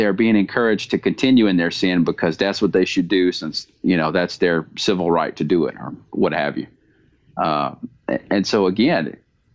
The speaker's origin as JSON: {"language": "English", "region": "the South", "country": "United States", "said": "I'm from the United States and from the South"}